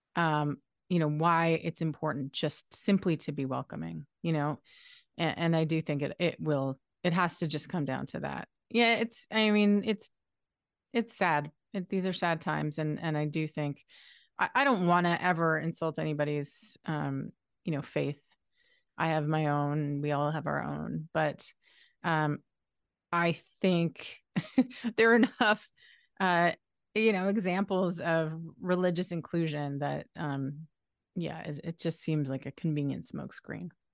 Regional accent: Halifax, Nova Scotia, Canada; I'm from Halifax, Nova Scotia

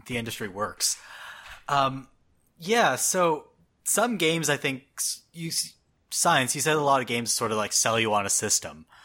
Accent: Canada; now in United States; I'm Canadian living in the States.

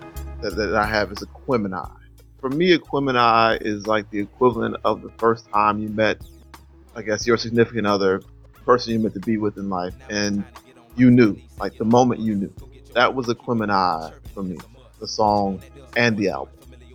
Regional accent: the South, United States; Being a Southerner, I never heard a Southern cat rap quite like both … and … did in that song.

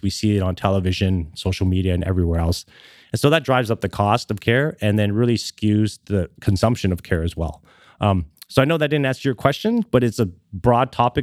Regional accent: Canada; moved away as an adult; now in Los Angeles, United States; born and raised in Canada and lived there for about twenty years

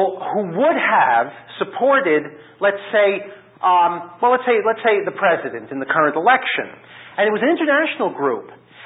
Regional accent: United States; I'm an American

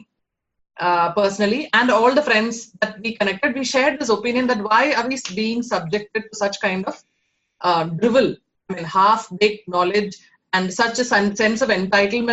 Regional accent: Kerala, India; moved away; I am born and brought up in Kerala

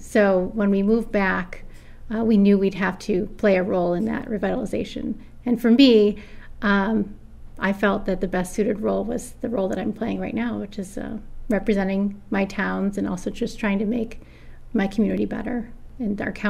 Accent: Auburn, New York, United States; moved away as an adult; also born or lived in Albany, New York / Rochester, New York / Owasco, New York; I live in Owasco. I was born and raised in Auburn.

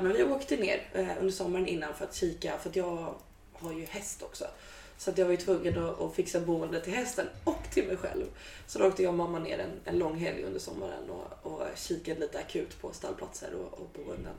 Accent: Stockholm, Stockholm County, Sweden; moved away as an adult; now in Gotland, Sweden; Jag är stockholmare, born and raised

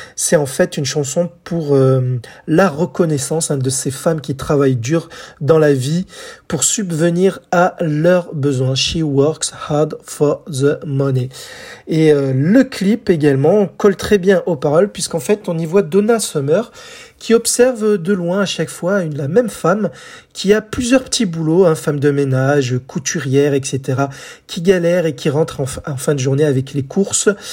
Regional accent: France; chez nous en France

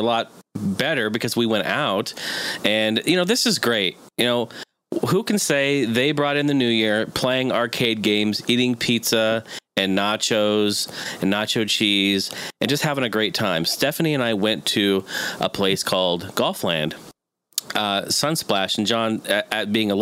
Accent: Oregon, United States; I grew up in Oregon

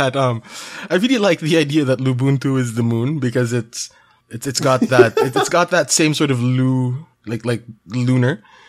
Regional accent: South Africa; But, yeah, hello from South Africa. Hi there. … And I'm from South Africa.

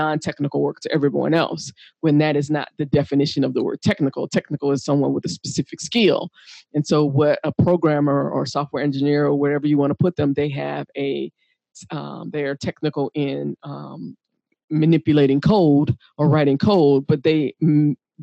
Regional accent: United States; I'm from the United States.

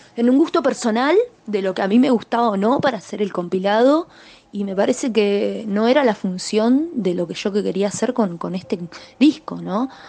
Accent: Argentine Patagonia, Chubut, Argentina; soy de Chubut, de la Patagonia Argentina

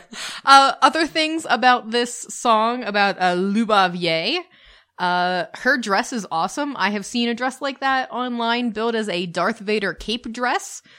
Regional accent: United States; We're the American couple

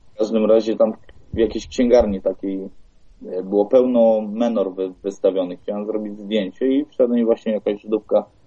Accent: Poland; skąd ja jestem z Polski

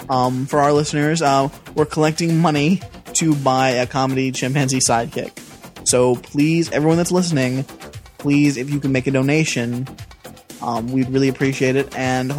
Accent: Jackson, Tennessee, United States; We are from Jackson fucking Tennessee

